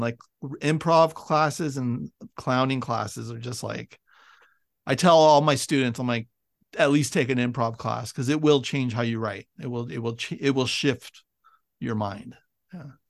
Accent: Bay Area, California, United States; moved away as an adult; I grew up in the Bay Area

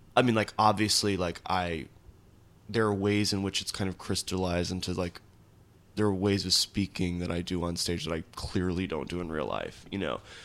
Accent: Nashville, Tennessee, United States; I grew up in Nashville

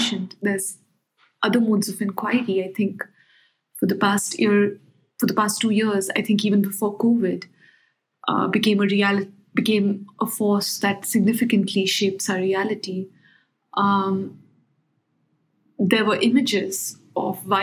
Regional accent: Noida, Uttar Pradesh, India; also born or lived in New Delhi; I grew up in a house which was across the river Yamuna in the town of Noida, which is now part of another state but comes under the National Capital Territory.

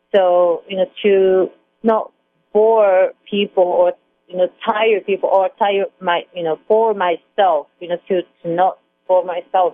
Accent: Hamamatsu, Shizuoka, Japan; English is a second language; moved away as an adult; my hometown Hamamatsu, Japan

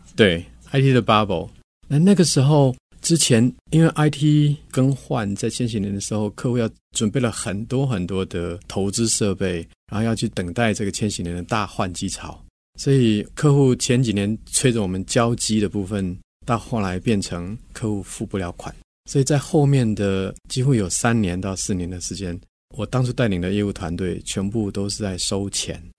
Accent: Taiwan; 我跟我们是都在台湾长大的，在台湾工作

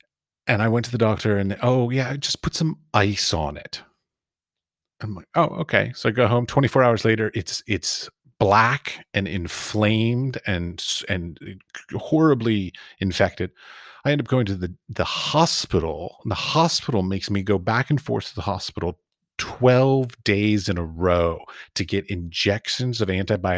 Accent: Washington, District of Columbia, United States; also born or lived in Iowa; I was raised in Washington, D.C., so I didn't flee. I fled to small town is what I did.

